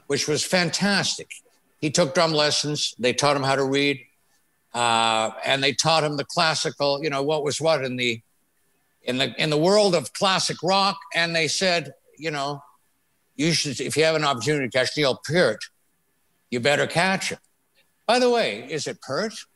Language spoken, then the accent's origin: English; Thunder Bay, Ontario, Canada; moved away; also born or lived in Toronto; raised in Thunder Bay